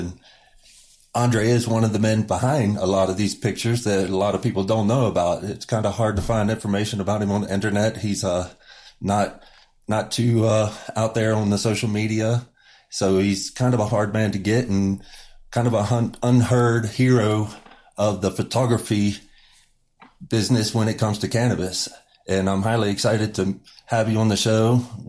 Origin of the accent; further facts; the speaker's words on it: the Bible Belt, United States; I grew up in the Bible Belt.